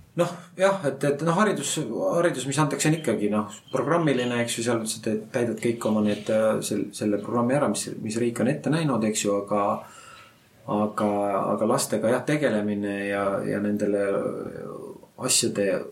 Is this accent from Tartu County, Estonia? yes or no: no; Rakvere, Lääne-Viru County, Estonia; ma olen ise Rakverest pärit